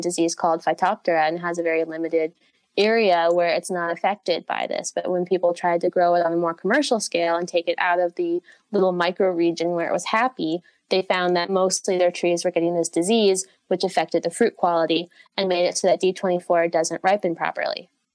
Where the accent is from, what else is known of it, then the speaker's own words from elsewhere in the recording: United States; moved away; I am originally from the United States